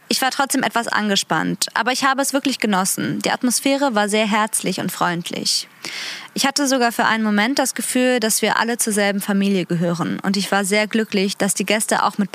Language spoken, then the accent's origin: German; Afghanistan; Ich komme zum Beispiel aus Afghanistan und sehe jeden Tag viele Migrantinnen aus anderen Ländern.